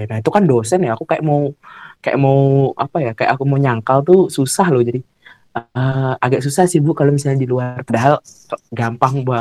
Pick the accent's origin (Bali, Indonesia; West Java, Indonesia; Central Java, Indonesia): Bali, Indonesia; Dia bawain aku gara-gara aku orang Bali, rujak kuah pindang.